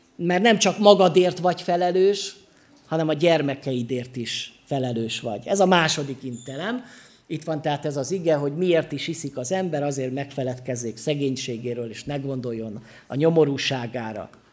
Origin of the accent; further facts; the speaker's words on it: Sopron, Győr-Moson-Sopron, Hungary; Soproni vagyok, úgyhogy jó bortermelő vidék